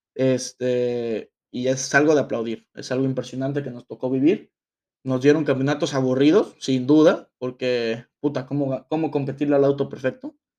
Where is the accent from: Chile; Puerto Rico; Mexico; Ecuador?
Mexico; a nosotros como mexicanos